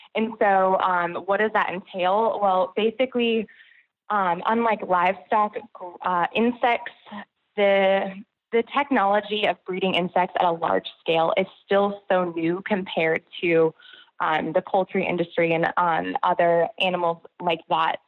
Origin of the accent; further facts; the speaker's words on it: Connecticut, United States; also born or lived in New York City; now in Georgia, United States; I grew up in Connecticut and lived in New York City for many years